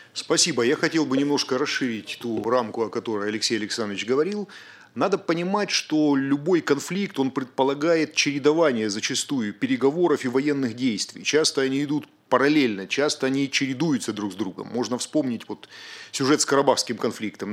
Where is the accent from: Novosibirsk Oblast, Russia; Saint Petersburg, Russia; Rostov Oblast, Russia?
Rostov Oblast, Russia; Rostov-on-Don; Я сам родом из Ростова-на-Дону